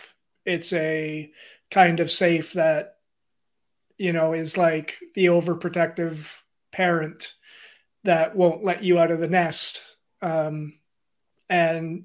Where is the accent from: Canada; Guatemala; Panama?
Canada; Mattawa, Ontario; I'm originally from Northern Ontario. I'm born and raised in Mattawa